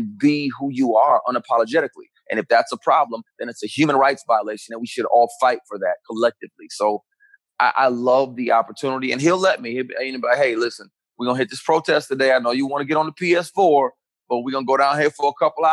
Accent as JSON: {"language": "English", "town": "Flint", "region": "Michigan", "country": "United States", "tie": "born or raised there", "also_born_or_lived": "Detroit, Michigan / Pontiac, Michigan / Ann Arbor, Michigan", "said": "Born in Detroit, grew up in Flint, Michigan"}